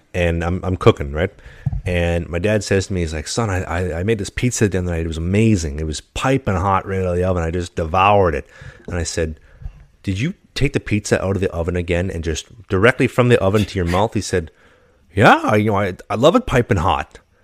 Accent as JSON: {"language": "English", "country": "Canada", "said": "as a Canadian"}